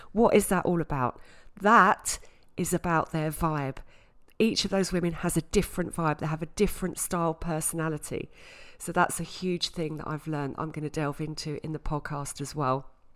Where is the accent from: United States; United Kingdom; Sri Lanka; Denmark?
United Kingdom; Southend-on-Sea, East of England; also born or lived in Scotland; now in London, United Kingdom; I grew up in Essex, in South End in Essex.